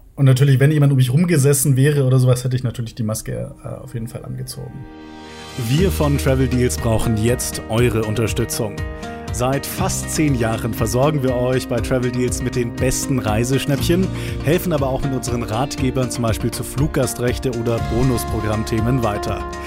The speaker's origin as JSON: {"language": "German", "area": "near Munich", "region": "Bavaria", "country": "Germany", "said": "Ich komme aus der Nähe von München"}